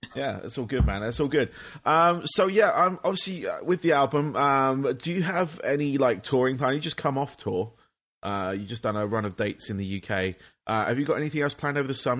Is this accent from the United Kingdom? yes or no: yes; England, United Kingdom; now in United States; I'm from England, but I'm based in the States